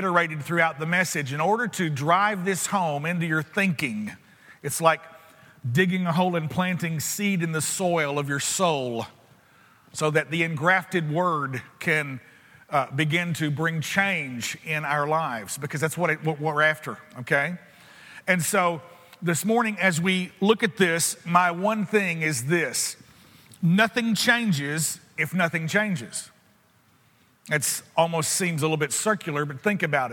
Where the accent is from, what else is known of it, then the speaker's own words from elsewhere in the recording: United States; I'm an American